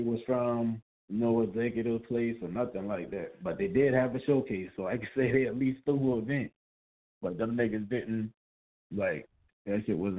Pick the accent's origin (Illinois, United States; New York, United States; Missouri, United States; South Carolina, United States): South Carolina, United States; moved away; I remember I came to Atlanta, you know, I was from South Carolina.